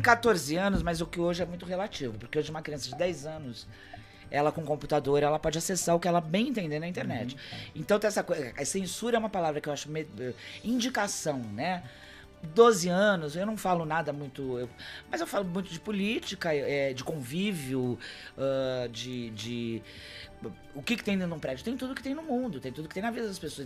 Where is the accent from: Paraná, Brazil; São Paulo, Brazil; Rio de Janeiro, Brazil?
São Paulo, Brazil; Santos; eu sou de Santos